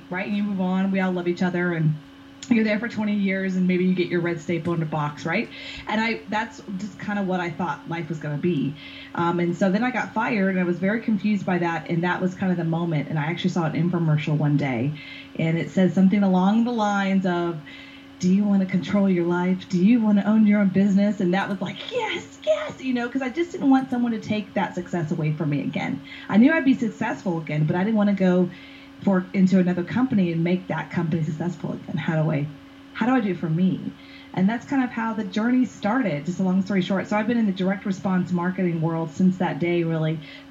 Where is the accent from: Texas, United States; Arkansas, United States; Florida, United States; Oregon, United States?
Texas, United States; Houston; I was born and raised in Houston, Texas. I'm a Southern girl through and through